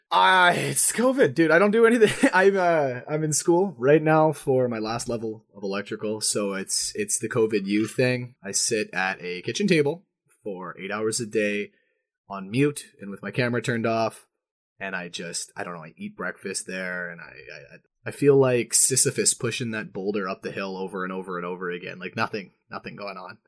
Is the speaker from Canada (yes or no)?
yes; Manitoba, Canada; accent: Manitoba; I'm from Manitoba